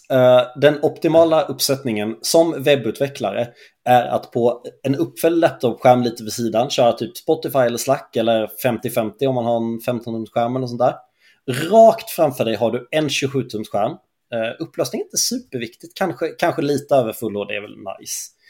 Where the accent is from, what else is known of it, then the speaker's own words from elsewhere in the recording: Småland, Sweden; jag är från Småland